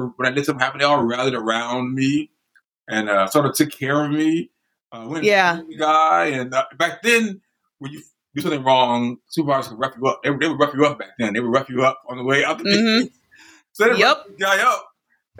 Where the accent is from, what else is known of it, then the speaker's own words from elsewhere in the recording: Chicago, Illinois, United States; I grew up on the West Side